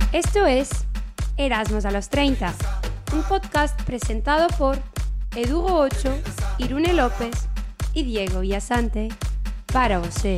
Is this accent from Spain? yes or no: yes; Spain; now in Netherlands; somos españoles